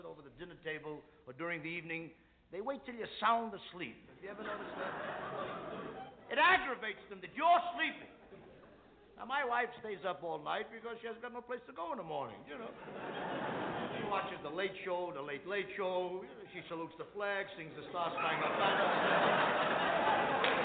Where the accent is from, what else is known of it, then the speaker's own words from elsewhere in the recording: New York, United States; I come from the Lower East Side of New York.